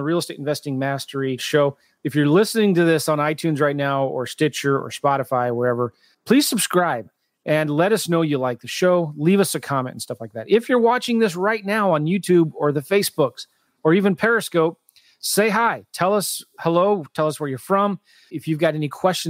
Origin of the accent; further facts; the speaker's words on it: San Diego, California, United States; now in St. Louis, United States; I'm from San Diego